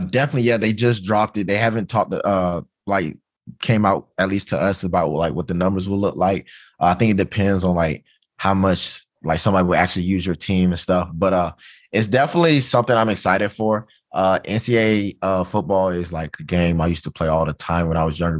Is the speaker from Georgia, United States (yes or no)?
yes; Georgia, United States; moved away as an adult; I'm from Georgia